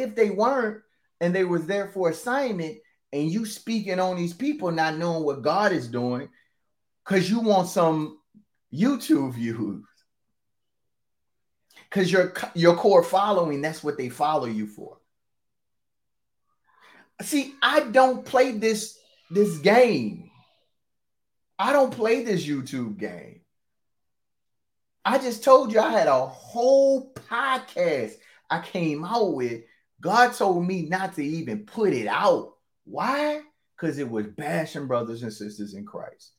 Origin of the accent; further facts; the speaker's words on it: the Bible Belt, Southern United States, United States; I'm from the Bible Belt.